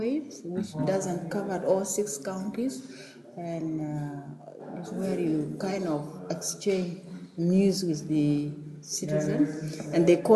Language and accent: English; South Sudan; I come from South Sudan